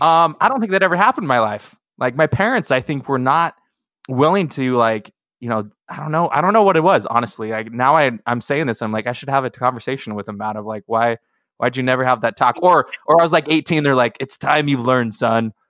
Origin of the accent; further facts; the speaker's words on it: Seattle, Washington, United States; I grew up in Seattle